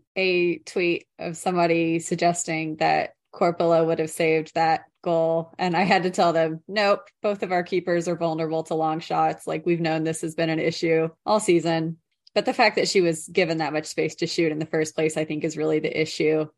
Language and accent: English; United States; as an American